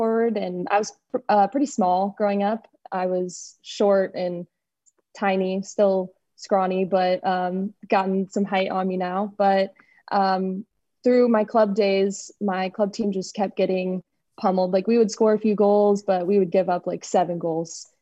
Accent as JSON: {"language": "English", "town": "Kansas City", "country": "United States", "tie": "born or raised there", "also_born_or_lived": "Oxford, Mississippi / Louisville, Kentucky", "moved": "as an adult", "said": "I grew up in Kansas City"}